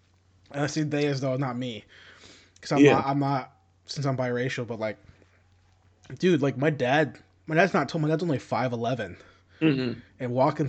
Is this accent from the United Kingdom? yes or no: no; Philippines; I think I told you this before, but I'm Filipino, right?